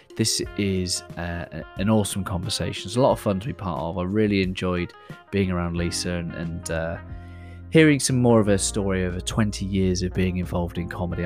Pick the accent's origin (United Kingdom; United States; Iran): United Kingdom; the Southwest, South West England; in England, I, um, I'm from the Southwest, which means we all sound like farmers